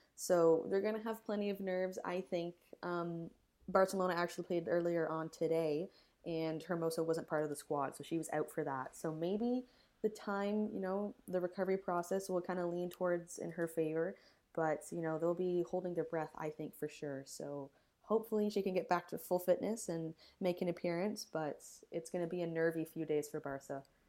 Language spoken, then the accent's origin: English; Canada; being Canadian